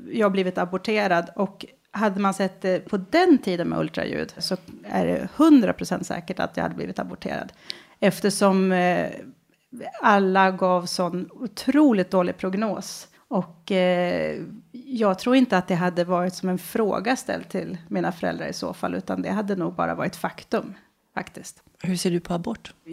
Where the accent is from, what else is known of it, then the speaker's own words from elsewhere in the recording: Västerås, Västmanland, Sweden; Jag kommer från {S3} Västerås från början. Urgurka. När föddes du? 1974.